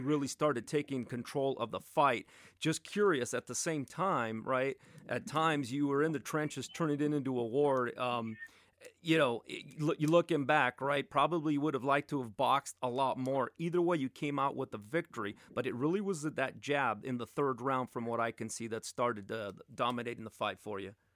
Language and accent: English; Los Angeles, California, United States; I was born and raised in Atwater, which is right by Glendale